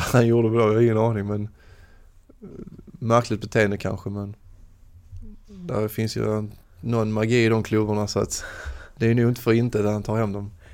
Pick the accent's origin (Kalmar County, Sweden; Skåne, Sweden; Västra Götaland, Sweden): Skåne, Sweden; Lomma; mina hemtrakter åt Lomma, Åkarp